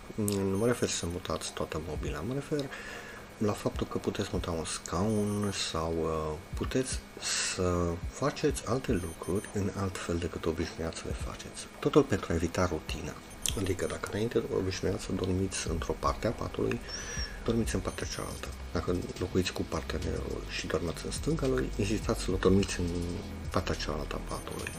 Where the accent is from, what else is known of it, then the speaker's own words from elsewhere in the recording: Oradea, Bihor County, Romania; am 49 de ani, sunt din Oradea